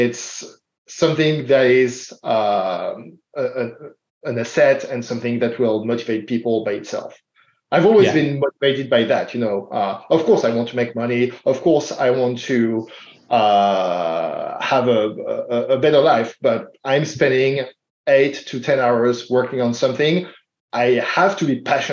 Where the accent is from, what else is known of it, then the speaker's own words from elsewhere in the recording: Paris, Île-de-France, France; English is a second language; now in Portland, United States; I'm a first-gen immigrant. As you can tell from my accent, I'm not American. I was born in France.